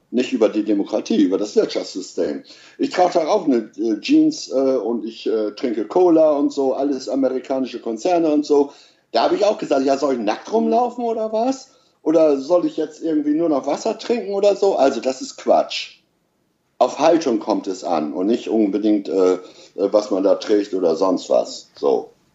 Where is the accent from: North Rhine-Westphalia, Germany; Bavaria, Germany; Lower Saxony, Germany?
Lower Saxony, Germany; East Frisia; ich bin äh, Ossi, also Ostfriese